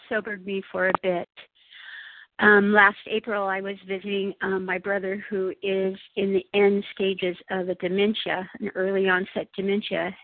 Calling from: Imperial Beach, California, United States; I'm from Imperial Beach, California, but calling from a very cold and snowy Buffalo, New York.

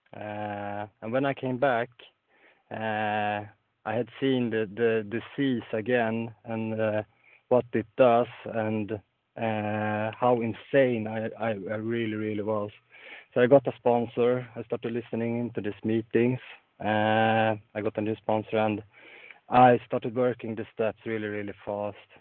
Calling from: Sweden; I'm calling in from Sweden

